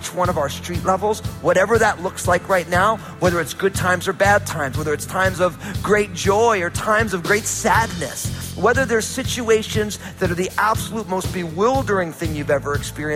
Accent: New Jersey, United States; moved away; When I was growing up, you know, I'm from New Jersey

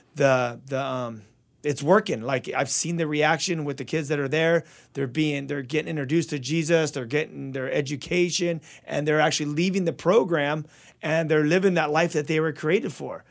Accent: Azusa, California, United States; also born or lived in Covina; I was raised in Azusa, born in Covina and then raised in Azusa for a while

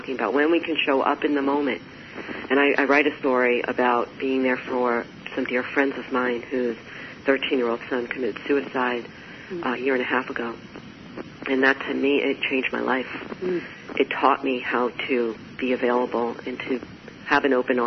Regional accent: New York, United States; I'm a New Yorker, I'm an Italian New Yorker

